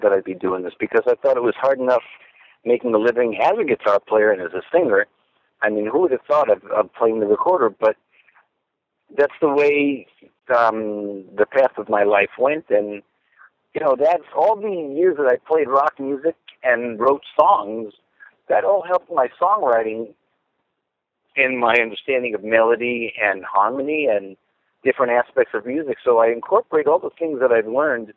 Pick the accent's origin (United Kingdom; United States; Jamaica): United States; New York City, New York; moved away as an adult; also born or lived in Los Angeles / Minneapolis; I grew up in Brooklyn, New York. I lived in Los Angeles for 9 years. I lived in Minneapolis for 9 years. And now I'm back on the East Coast again